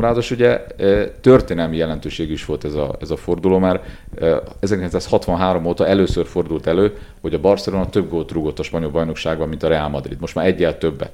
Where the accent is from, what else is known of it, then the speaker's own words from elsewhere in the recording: Transylvania, Romania; now in Hungary; én erdélyi születésű vagyok